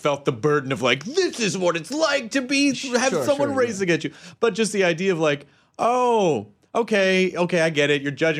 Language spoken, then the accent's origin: English; Tennessee, United States; now in Los Angeles, United States; I'm from Tennessee